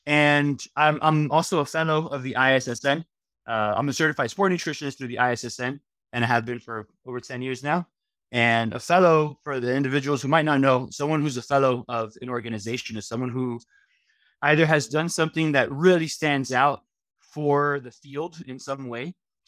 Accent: Miami, Florida, United States; Because although, you know, 305, growing up in Miami.

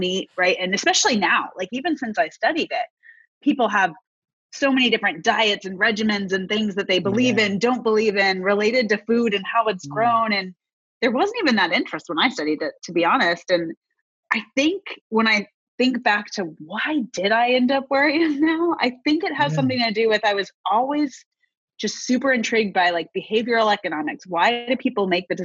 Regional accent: Kansas, United States; moved away as an adult; I am from Kansas

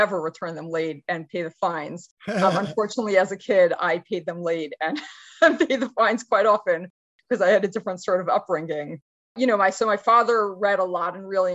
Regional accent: New York City, New York, United States; I grew up in Brooklyn, New York

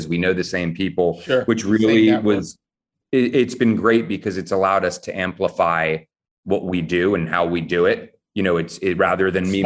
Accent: Montclair, New Jersey, United States; moved away as an adult; now in New York City, United States; I grew up in Montclair, New Jersey

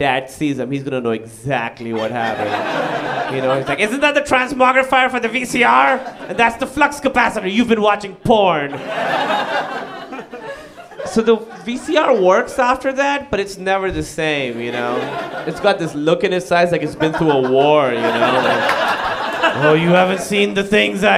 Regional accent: Pakistan; moved away; I moved away from Pakistan

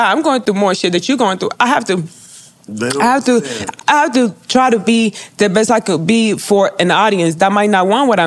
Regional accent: Puerto Rico; moved away; also born or lived in Fort Lauderdale; growing up in Puerto Rico

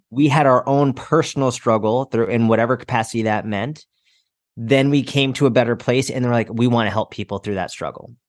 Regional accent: outside Boston, Massachusetts, United States; I grew up outside Boston, Massachusetts

